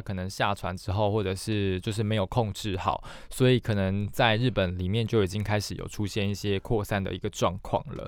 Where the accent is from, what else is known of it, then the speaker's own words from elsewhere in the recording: Taiwan; 我们台湾人